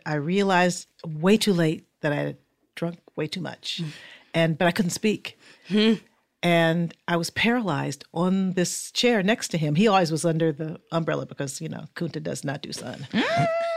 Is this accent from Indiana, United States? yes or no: yes; Fort Wayne, Indiana, United States